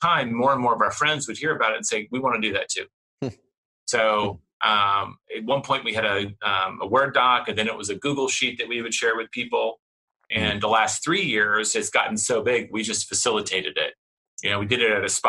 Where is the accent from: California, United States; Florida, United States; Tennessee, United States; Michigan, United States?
Tennessee, United States; now in Texas, United States; I'm in Texas. I grew up in Tennessee